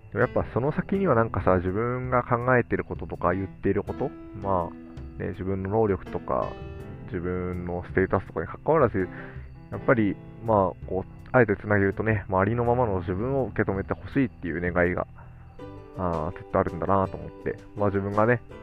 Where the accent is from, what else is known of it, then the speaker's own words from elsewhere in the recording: Tokorozawa, Saitama, Japan; 私もこう埼玉県の所沢市の出身だけど